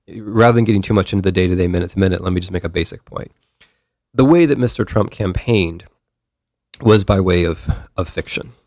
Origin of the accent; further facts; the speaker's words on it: United States; I'm an American